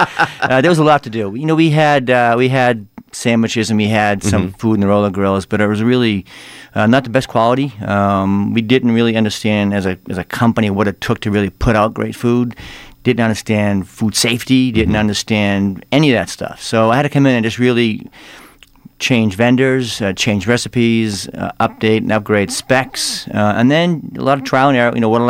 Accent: Watertown, Massachusetts, United States; Just outside, Watertown.

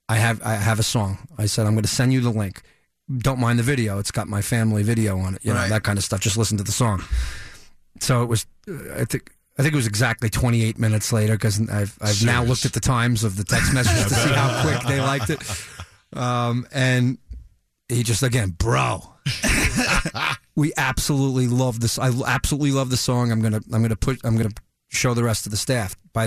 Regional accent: New York, United States; I'm from New York.

